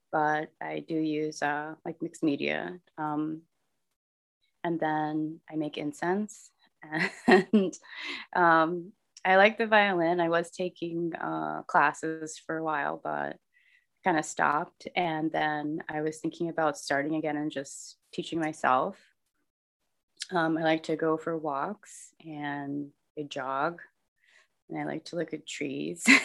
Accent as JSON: {"language": "English", "region": "Connecticut", "country": "United States", "tie": "born or raised there", "also_born_or_lived": "California / Texas / Philadelphia / Rhode Island", "said": "I'm, I guess I'm from Connecticut. I wasn't born there, but I grew up there."}